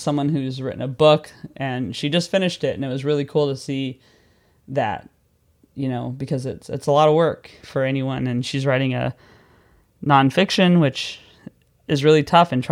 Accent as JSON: {"language": "English", "country": "United States", "moved": "yes", "lives_now": "London, United Kingdom", "said": "I spent July 4th as an American in London"}